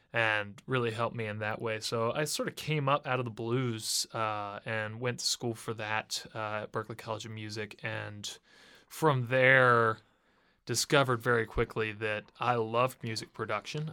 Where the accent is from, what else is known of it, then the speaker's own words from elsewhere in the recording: Cincinnati, Ohio, United States; moved away as an adult; also born or lived in Boston; now in Nashville, United States; I'm from Cincinnati